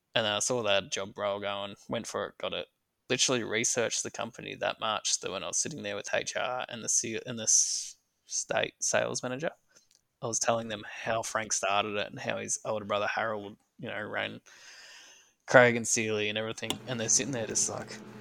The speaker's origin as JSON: {"language": "English", "town": "Wangaratta", "region": "Victoria", "country": "Australia", "tie": "born or raised there", "said": "I was born and raised in Wangaratta in northeast Victoria."}